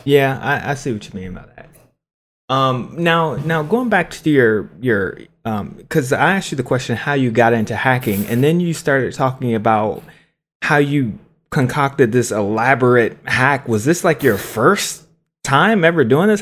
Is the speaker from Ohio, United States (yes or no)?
yes; Cincinnati, Ohio, United States; I'm from Cincinnati, I'm from the city